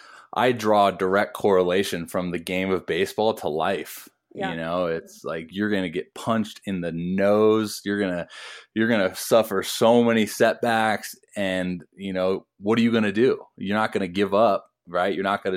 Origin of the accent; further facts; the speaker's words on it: Toledo, Ohio, United States; born there; I was born in Toledo, Ohio, when he was in the Tigers organization playing for the Mud Hens.